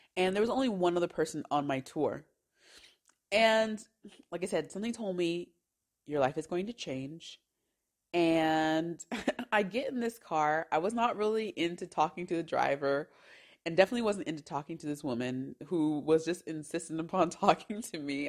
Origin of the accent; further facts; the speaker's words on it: San Bernardino, California, United States; moved away as an adult; now in Switzerland; I am from San Bernardino, California, which is 45 minutes from Anaheim, California